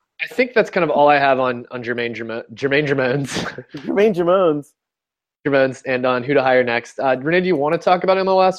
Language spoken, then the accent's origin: English; United States; as an American guy who's lived here my whole life